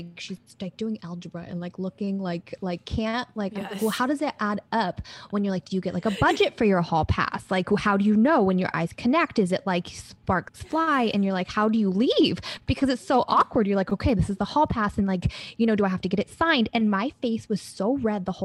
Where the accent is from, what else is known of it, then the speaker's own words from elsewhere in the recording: Pennsylvania, United States; I grew up in Pennsylvania, like near Amish country.